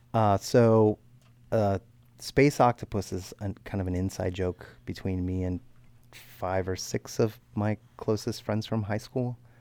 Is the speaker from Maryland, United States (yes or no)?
yes; Baltimore County, Maryland, United States; north of Baltimore, up in Baltimore County